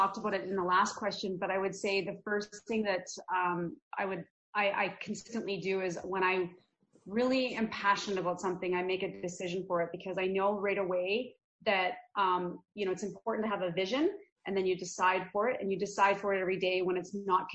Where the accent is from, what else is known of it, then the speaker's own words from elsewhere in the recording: Red Deer, Alberta, Canada; also born or lived in Calgary, Alberta; I was actually born in Calgary, Alberta, and my parents moved to Red Deer, which is central Alberta, when I was about 1 year old